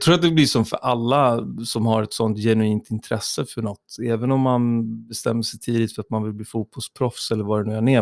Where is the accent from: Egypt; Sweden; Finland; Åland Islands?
Sweden; Tyresö, Stockholm County; i Tyresö, där jag växte upp i Trollbäcken